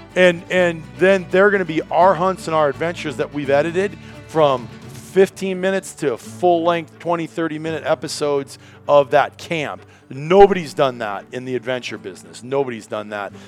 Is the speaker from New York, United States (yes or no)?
no; Iowa, United States; moved away as an adult; also born or lived in Wisconsin / Minnesota; when I was a kid growing up in Iowa, our house was positioned where you walked out that farmhouse door